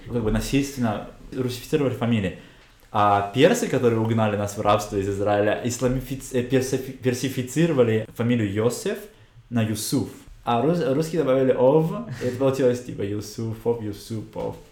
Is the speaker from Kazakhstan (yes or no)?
yes; Kazakhstan; moved away as an adult; also born or lived in Germany; now in Israel